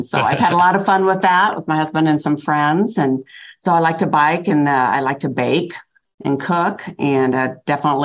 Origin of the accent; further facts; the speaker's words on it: Iowa, United States; moved away as an adult; now in Peoria, United States; I'm actually from Iowa, and my husband's job brought us to Illinois about 30 years ago